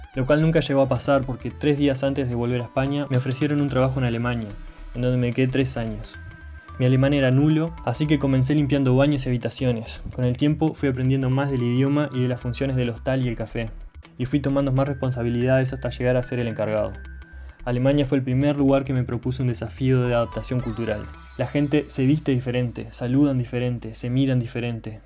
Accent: Paysandú, Uruguay; moved away as an adult; also born or lived in Montevideo, Uruguay / France / Wellington, New Zealand; nací en Paysandú, Uruguay. Mi viaje comienza a los 20 años cuando decidí ir a la capital a estudiar y trabajar.

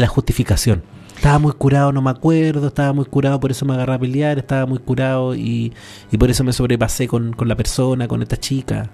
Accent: San Antonio, Valparaíso, Chile; Yo crecí en una población, en San Antonio

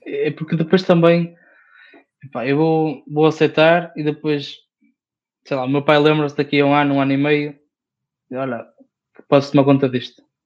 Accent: the North, Norte, Portugal; accent: northern (B/V merger); eu sou do Norte, por isso uhum. os Bs e os Vs é para esquecer

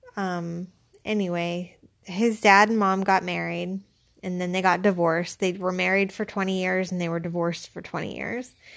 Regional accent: Pittsburgh, Pennsylvania, United States; also born or lived in Hazelwood / Lawrenceville / McKees Rocks; I am from Pittsburgh

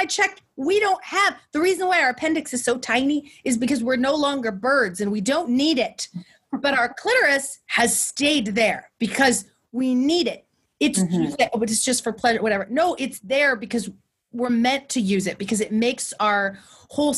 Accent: Central Valley, California, United States; I'm from the Central Valley

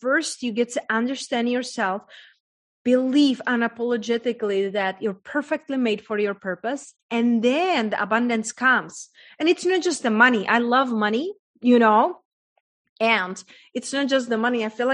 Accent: Czechia; English is a second language; moved away; I was raised in a very small town in Czech Republic, hence that's my accent from

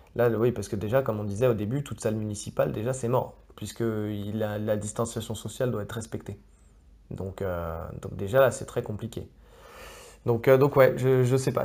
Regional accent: France; on est français

